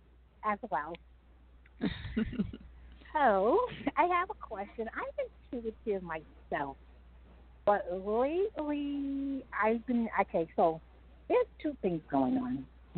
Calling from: New York City, New York, United States; I'm calling from Brooklyn.

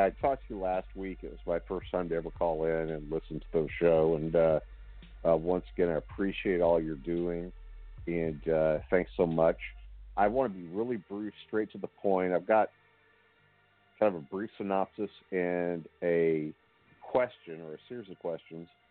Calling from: Houston, Texas, United States; I'm calling from Houston, Texas

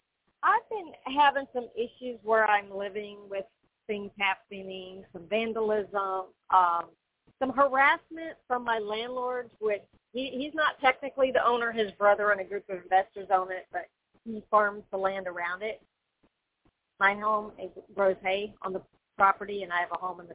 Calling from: Florida, United States

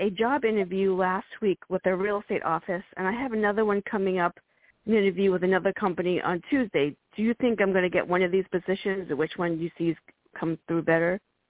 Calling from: Virginia, United States; I'm calling from Virginia.

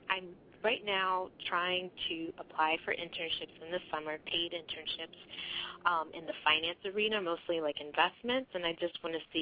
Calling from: Maryland, United States; Calling from Maryland.

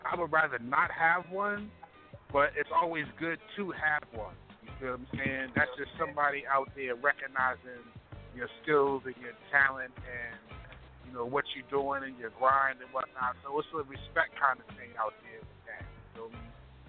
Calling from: Baltimore, Maryland, United States

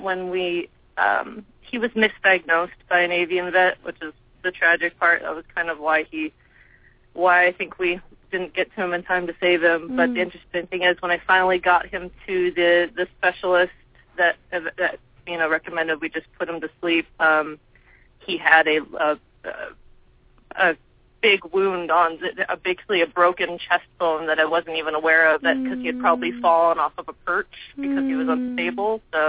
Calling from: Santa Barbara, California, United States; I'm calling from Santa Barbara.

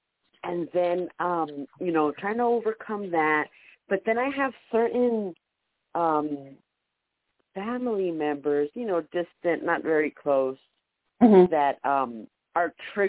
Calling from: San Diego, California, United States; from San Diego.

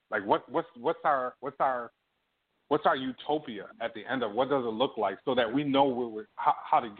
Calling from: Toronto, Ontario, Canada; I'm calling you from Toronto, but I'm an African American person.

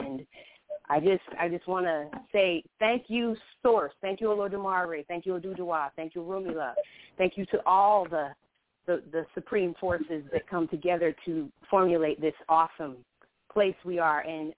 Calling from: Atlanta, Georgia, United States; I'm calling from Atlanta, Georgia.

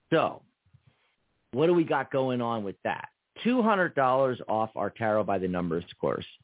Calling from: Wyoming, United States; from Wyoming.

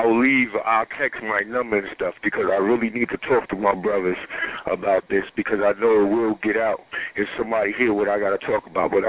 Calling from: Atlanta, Georgia, United States; I'm calling from Atlanta, Georgia

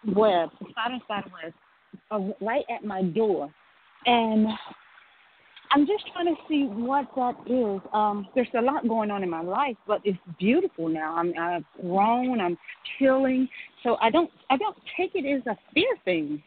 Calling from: Atlanta, Georgia, United States; I'm calling from Atlanta, Georgia.

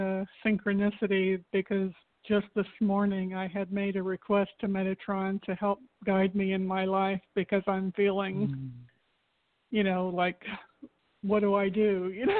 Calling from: Florida, United States; from Florida.

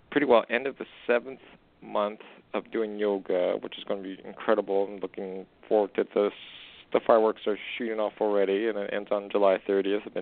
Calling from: Canada; It's … calling from Canada, you know.

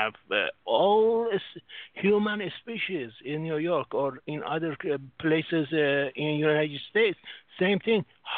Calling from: Singapore; I'm from Singapore.

